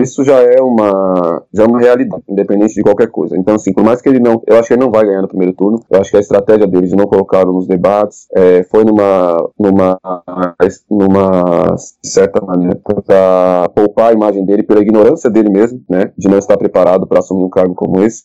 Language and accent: Portuguese; Brazil; nós enquanto brasileiros